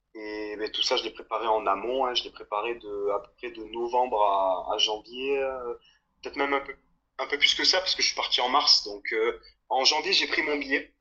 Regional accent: south of France, France; moved away as an adult; now in Australia; je viens euh, du sud de la France

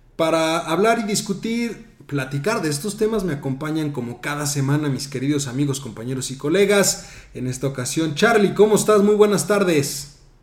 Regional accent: Mexico; como buenos mexicanos

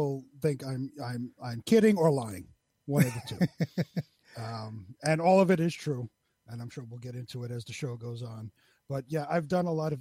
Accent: New York City, New York, United States; I'm born and bred in Queens, New York. Never moved out anywhere, stayed in basically the same neighborhood my whole

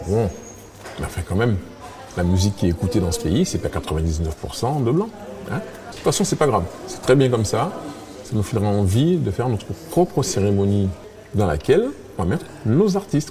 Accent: France; comme on est français

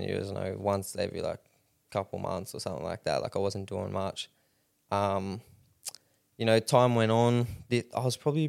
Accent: Rockhampton, Queensland, Australia; Yeah, born and raised here in Rocky.

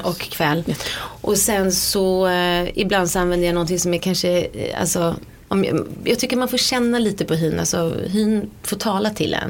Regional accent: Sweden; moved away as an adult; now in London, United Kingdom; jag var hemma i Sverige fram till dess

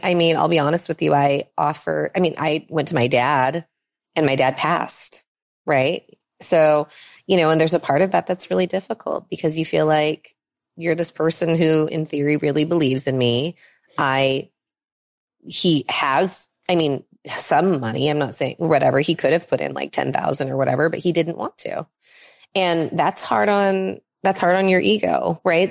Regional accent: Los Angeles, California, United States; also born or lived in Minnesota; I was born actually in Minnesota, um, so not on the West Coast, um, but we, we came to California really early in my childhood, and I've been here

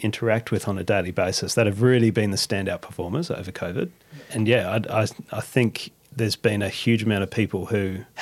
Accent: Australia; we're Aussie

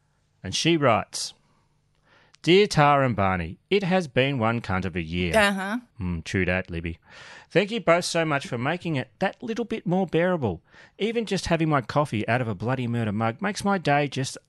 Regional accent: South Africa; I am a South African, and I took away our booze. Again!

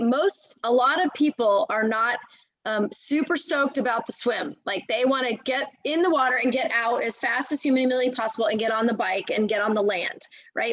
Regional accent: United States; moved away as an adult; now in Texas, United States; i'm in texas now i've been here for over 20 years um, I grew up in outside of Washington D.C.

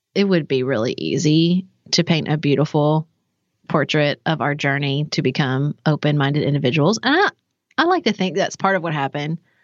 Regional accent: Paducah, Kentucky, United States; I grew up in Paducah

